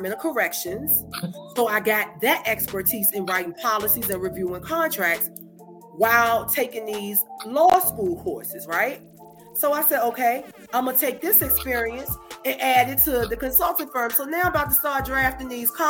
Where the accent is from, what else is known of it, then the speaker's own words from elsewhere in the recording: Danville, Virginia, United States; my hometown of Danville, Virginia